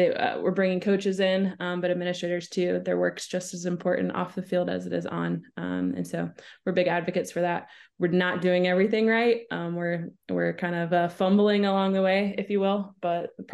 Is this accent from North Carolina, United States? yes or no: yes; Winston-Salem, North Carolina, United States; I'm a native of Winston-Salem, North Carolina. grew up there